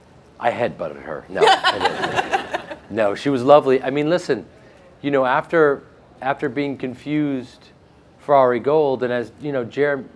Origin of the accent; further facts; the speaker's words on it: Chicago, Illinois, United States; Growing up in Chicago myself, I went to Marshall Fields, and I was a part of this place that he built.